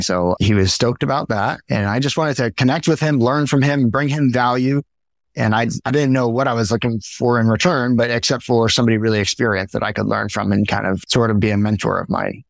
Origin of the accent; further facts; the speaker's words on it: Miami, Florida, United States; now in Maui, United States; I grew up in Miami, Florida